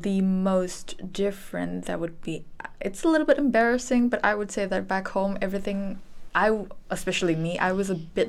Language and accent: English; Indonesia; moved away as an adult; now in Netherlands; I'm 19 years old and I'm from Indonesia.